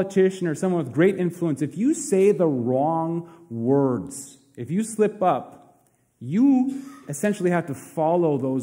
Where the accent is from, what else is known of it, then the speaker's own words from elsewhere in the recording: Princeton, United States; my hometown of Princeton